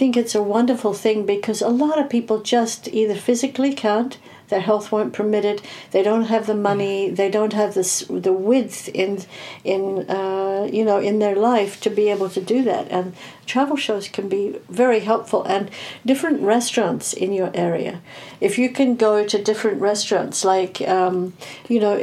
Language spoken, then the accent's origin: English; South Africa; I was born to an English family in South Africa